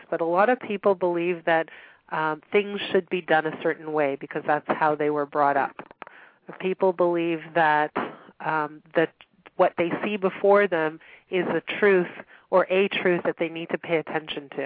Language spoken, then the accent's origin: English; Montreal, Quebec, Canada; now in Toronto, Canada; I grew up in Montreal